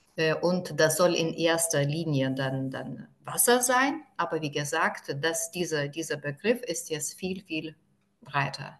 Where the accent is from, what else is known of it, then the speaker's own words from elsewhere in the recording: Druskininkai, Alytus County, Lithuania; German is a second language; ich bin aufgewachsen in Ruskininkai